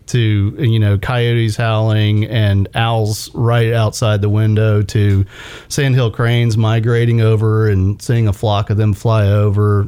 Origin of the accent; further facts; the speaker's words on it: Houston, Texas, United States; now in Chattanooga, United States; I grew up in Houston, Texas